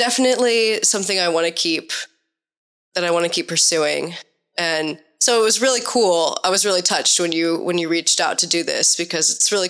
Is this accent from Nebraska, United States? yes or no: yes; Omaha, Nebraska, United States; moved away as an adult; now in Portland, United States; I'm from Omaha, Nebraska originally.